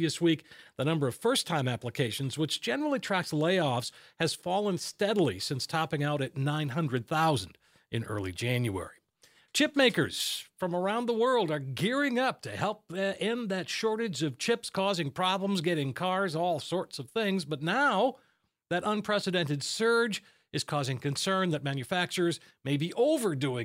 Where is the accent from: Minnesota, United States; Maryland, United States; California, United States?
Minnesota, United States; my home state, Minnesota.